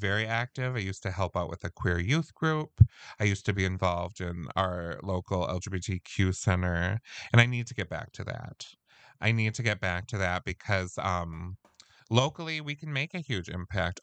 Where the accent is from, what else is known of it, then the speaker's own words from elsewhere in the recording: Midwest, United States; we're from the Midwest